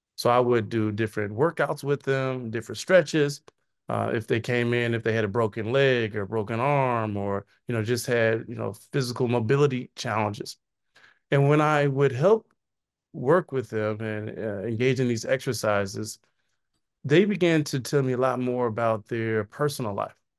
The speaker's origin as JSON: {"language": "English", "town": "Chicago", "region": "Illinois", "country": "United States", "tie": "born or raised there", "said": "I was born in Chicago, went to high school in the south suburbs of Chicago"}